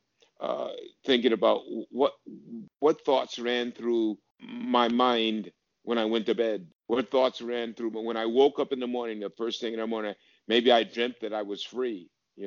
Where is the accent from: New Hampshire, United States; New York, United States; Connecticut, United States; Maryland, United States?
Connecticut, United States; I've experienced discrimination and in Connecticut, where I grew up.